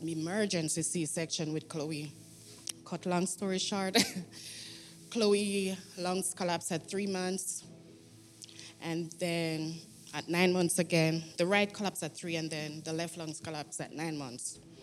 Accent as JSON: {"language": "English", "country": "Jamaica", "moved": "yes", "said": "I'm from Jamaica"}